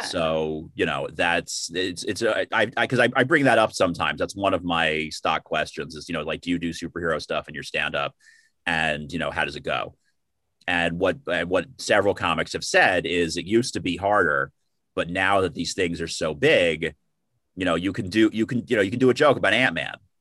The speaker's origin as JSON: {"language": "English", "town": "New York City", "region": "New York", "country": "United States", "tie": "born or raised there", "said": "born and raised in the Bronx, and then moved to Manhattan after college"}